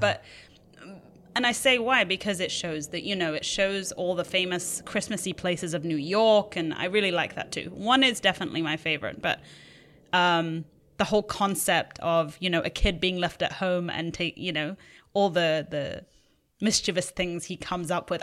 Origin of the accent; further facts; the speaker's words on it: England, United Kingdom; now in Los Angeles, United States; we grew up in England